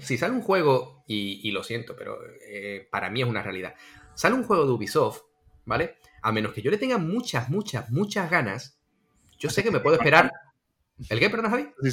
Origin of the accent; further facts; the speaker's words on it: Andalusia, Spain; como andaluz